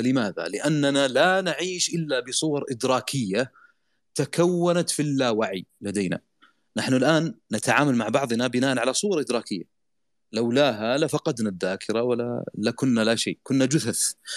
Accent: Saudi Arabia; عندنا في السعودية

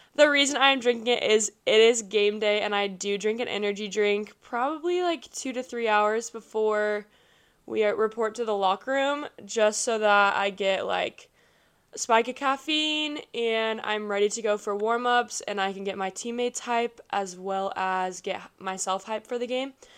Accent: Kansas City, United States; I am from Kansas City

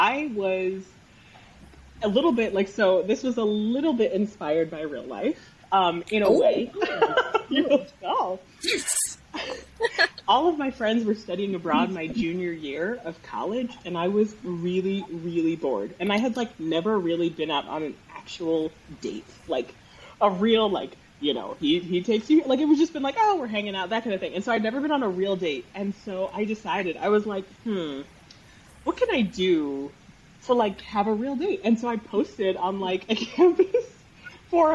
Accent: New Jersey, United States; South Jersey

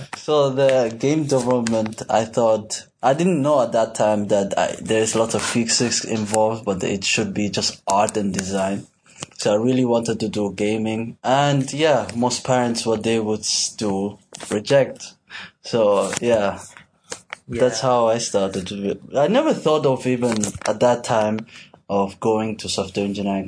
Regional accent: Switzerland; now in Malaysia; I'm from Switzerland

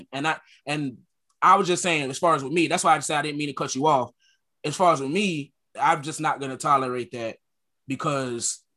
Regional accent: Connecticut, United States; I was kind of born and raised in Connecticut

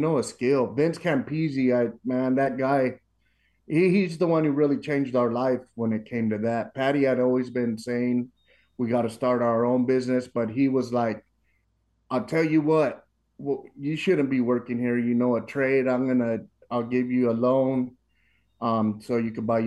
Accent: Los Angeles, California, United States; moved away as an adult; now in Dobbins, United States; We're originally from Los Angeles

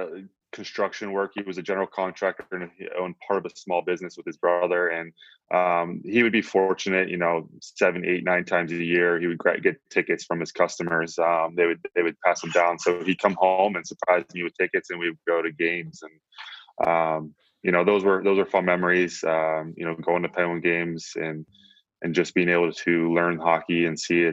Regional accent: Plum, Pennsylvania, United States; It's about 20 minutes east of the city of Pittsburgh.

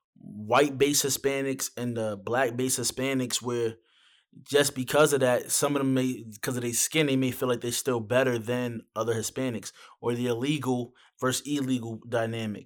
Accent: New York, United States; I'm from New York.

